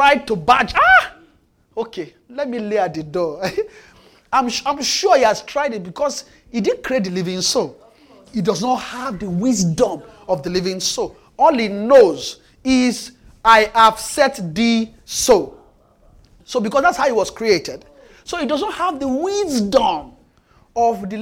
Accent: Nigeria; now in Canada; I'm in Canada. I'm from Nigeria

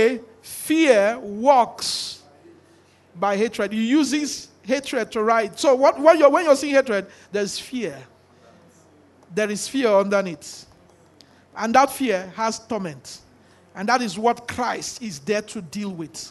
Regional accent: Nigeria; we are all from Nigeria

